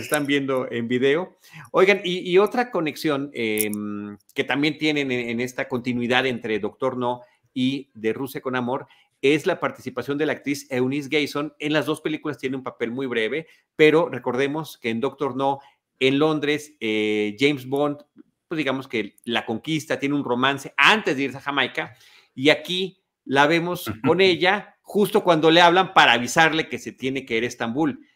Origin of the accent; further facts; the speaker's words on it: Mexico; soy mexicano